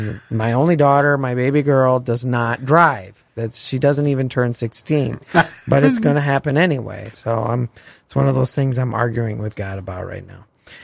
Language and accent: English; Grand Rapids, Michigan, United States; also born or lived in Wyoming, Michigan; I was born and raised in Grand Rapids. We actually moved to the suburbs of Wyoming when I was in sixth grade, and graduated then from the late Wyoming Park High School.